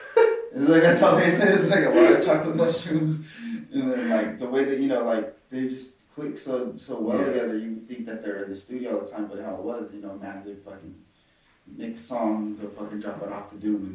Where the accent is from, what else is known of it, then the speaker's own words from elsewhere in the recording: Fresno, California, United States; growing up, like, in the center, I guess I'm from Fresno.